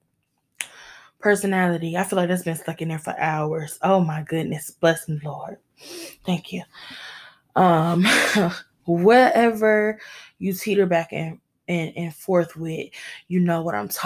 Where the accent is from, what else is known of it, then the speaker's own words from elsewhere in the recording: Michigan, United States; my home state of Michigan, shout out to my home state